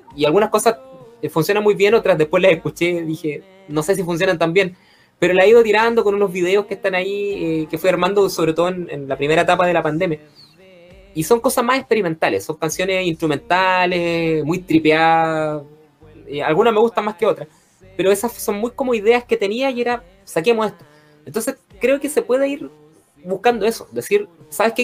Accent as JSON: {"language": "Spanish", "country": "Chile", "said": "los, chilenos que escuchamos o que hemos escuchado radio"}